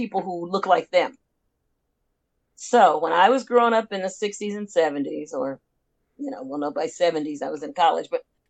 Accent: Los Angeles, California, United States; also born or lived in Alabama; I grew up in L.A., but Compton Unified

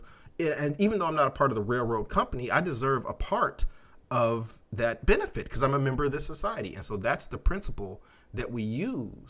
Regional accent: United States; as an American

